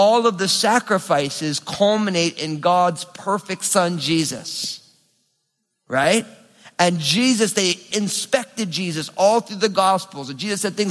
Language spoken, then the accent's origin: English; New Jersey, United States; I'm from New Jersey